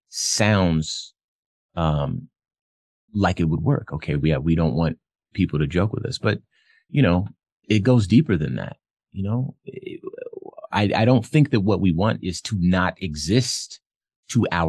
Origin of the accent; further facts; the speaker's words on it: Phoenix, Arizona, United States; I'm from Phoenix